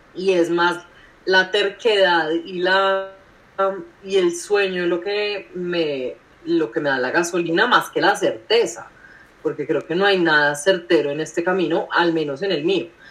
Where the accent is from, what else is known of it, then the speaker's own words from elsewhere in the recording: Colombia; soy colombiana, soy millennial